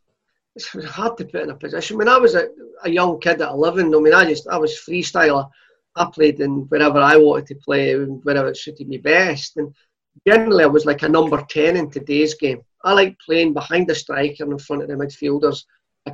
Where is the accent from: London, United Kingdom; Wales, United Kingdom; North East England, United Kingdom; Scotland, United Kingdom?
Scotland, United Kingdom; Clydebank; I was born in Scotland, brought up in Clydebank